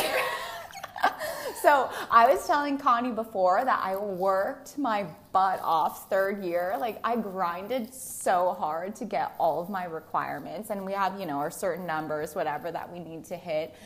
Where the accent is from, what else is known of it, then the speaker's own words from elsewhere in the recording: Newton, Massachusetts, United States; I grew up in Newton, Massachusetts, very close by.